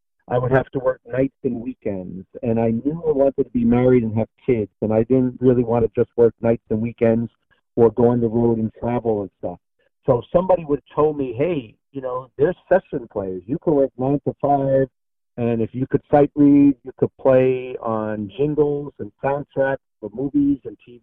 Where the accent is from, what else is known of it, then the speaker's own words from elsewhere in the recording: New York City, New York, United States; I grew up in Astoria, Queens, New York.